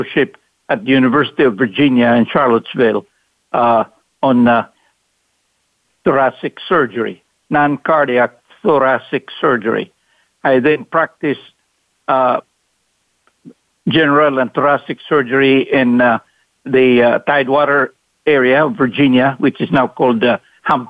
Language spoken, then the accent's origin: English; Mindanao, Philippines; moved away as an adult; also born or lived in Cebu, Philippines; now in United States; poor as we are, a family from the island of Mindanao in the Philippines